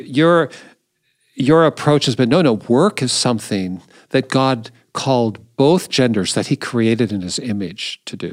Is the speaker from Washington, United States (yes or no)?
yes; Seattle, Washington, United States; now in Indianapolis, United States; I grew up in Seattle